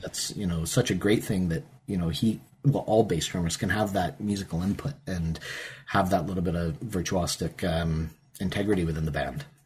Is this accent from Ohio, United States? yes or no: yes; Perrysburg, Ohio, United States; moved away; also born or lived in Pittsburgh, Pennsylvania; I'm obviously from the States. I, I was born in Pittsburgh. I grew up in Northwest Ohio in a town called Perrysburg.